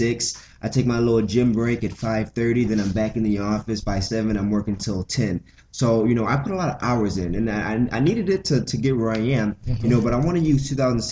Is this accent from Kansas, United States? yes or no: no; Rufford, outside Detroit, Michigan, United States; moved away as an adult; now in Grand Rapids, United States; I'm from the Mitten, but I'm from the east side of Michigan. So I'm from Rufford, which is a little township outside of Detroit